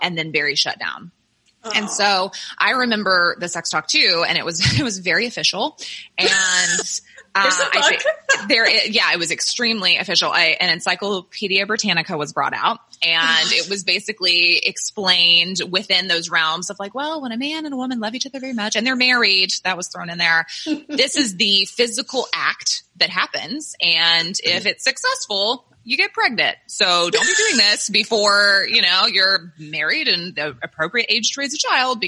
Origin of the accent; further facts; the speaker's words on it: the South, United States; I grew up in the South, in the Bible Belt